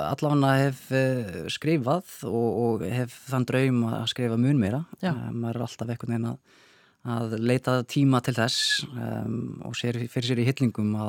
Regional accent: Minneapolis, Minnesota, United States; Já, þannig að ég ólst upp í Minneapolis í Minnesota.

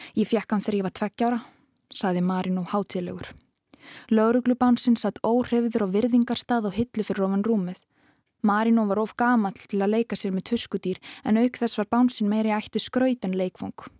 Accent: Reykjavík, Capital Region, Iceland; ég er bara ólst upp í Vestubænum

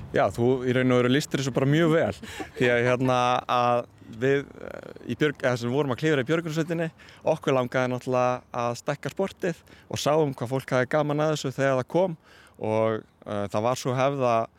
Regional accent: Akureyri, Northeastern Region, Iceland; ég er frá Akureyri

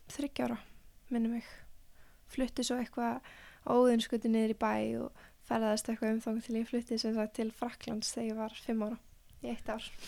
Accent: Mosfellsbær, Capital Region, Iceland; fættist í Mórselsbæk og við vorum sem sagt, ég, mamma og pappi með alveg frekar stort einbílishús þar og hesta sem var alveg frekar reyndislegt og var þar fyrstu ára æfiminnar

